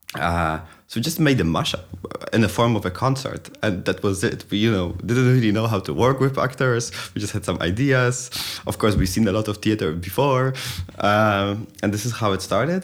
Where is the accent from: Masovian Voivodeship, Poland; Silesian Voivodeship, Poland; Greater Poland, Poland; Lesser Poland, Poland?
Greater Poland, Poland; Poznań; moved away; also born or lived in Kraków; it's my hometown